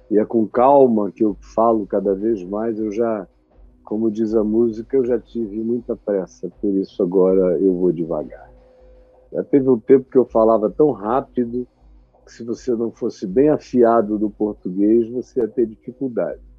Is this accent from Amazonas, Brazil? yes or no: yes; Manaus, Amazonas, Brazil; gente nos ouvindo da minha terra, em Manaus, no Amazonas